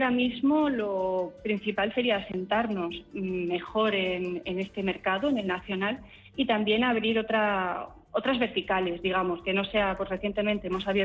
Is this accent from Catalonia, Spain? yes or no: no; Burgos, Castile and León, Spain; yo soy de Burgos